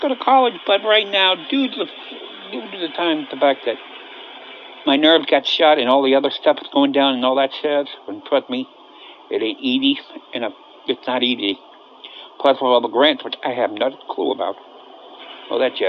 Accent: Cincinnati, Ohio, United States; I've been born and raised in Cincinnati

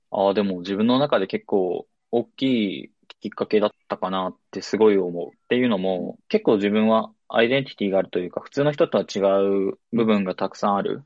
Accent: Yamaguchi, Japan; moved away as an adult; also born or lived in China; now in Kyoto, Japan; 生まれは、えー山口県で生まれました

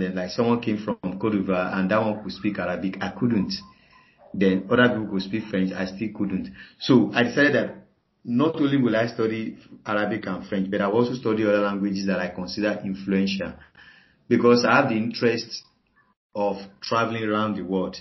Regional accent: Nigeria; I'm a Nigerian and I live in Nigeria

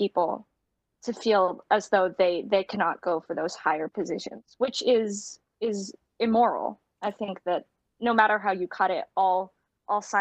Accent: United States; also born or lived in Romania; because I'm adopted, I gained citizenship through my parents, because they were both United States citizens

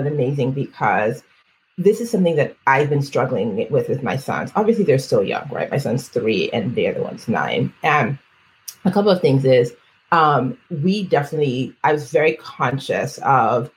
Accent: Nigeria; first language Yoruba; English is a second language; I am a Black woman. I am Nigerian

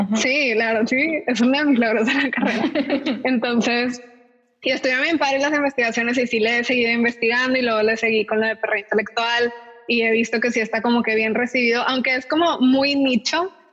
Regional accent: Monterrey, Nuevo León, Mexico; yo soy de aquí de Monterrey y crecí en una escuela como que bilingüe

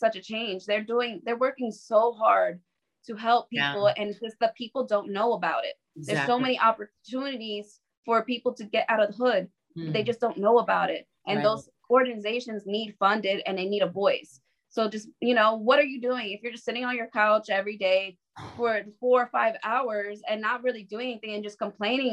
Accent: New York City, New York, United States; I was from the Bronx. I would have never seen a horse in the Bronx

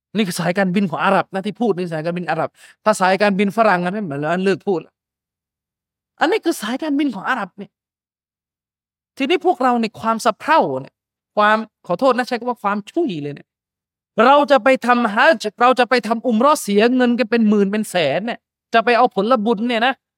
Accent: Yala, Thailand; ผมเนี่ยบ้านเกิดอยู่ยะลา

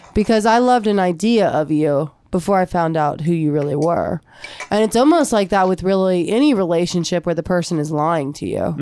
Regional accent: United States; here in America, it's like we're an American.

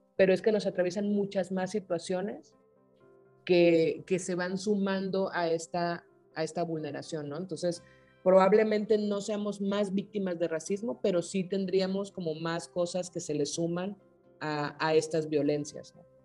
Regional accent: Sinaloa, Mexico; Yo soy de Sinaloa

